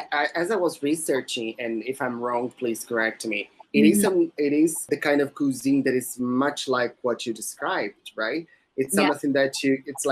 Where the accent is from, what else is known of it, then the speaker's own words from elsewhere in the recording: Belém, Pará, Brazil; moved away; You know that I'm from Belém, right? Originally from Belém.